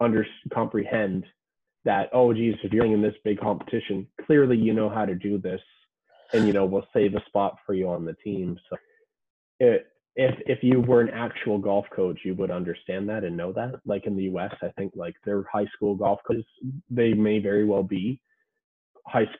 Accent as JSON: {"language": "English", "country": "Canada", "said": "as a Canadian"}